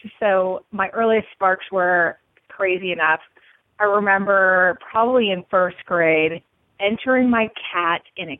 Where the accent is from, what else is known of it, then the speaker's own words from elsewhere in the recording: Seattle, Washington, United States; also born or lived in California; so I spent a couple years in California, but I spent most of my growing up in Washington State in the Seattle area.